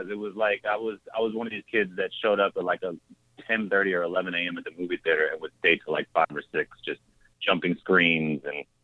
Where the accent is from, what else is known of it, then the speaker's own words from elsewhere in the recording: Mississippi, United States; I was coming from Mississippi. I'd finished college